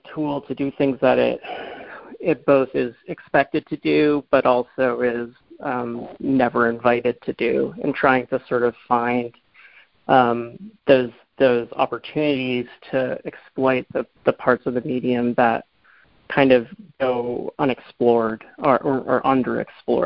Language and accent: English; Boston, Massachusetts, United States; moved away; I'm from the Boston area